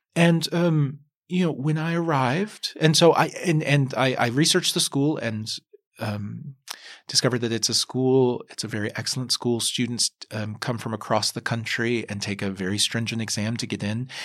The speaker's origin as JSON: {"language": "English", "region": "Kentucky", "country": "United States", "tie": "born or raised there", "said": "I grew up in Kentucky"}